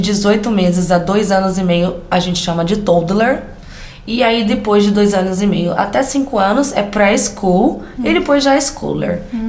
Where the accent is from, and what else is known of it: interior of São Paulo, Brazil; accent: caipira